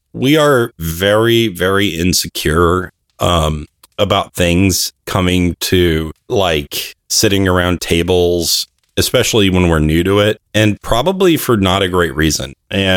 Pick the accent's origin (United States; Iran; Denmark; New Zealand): United States; California; also born or lived in Arizona; my dad changed his job and we moved to California from Arizona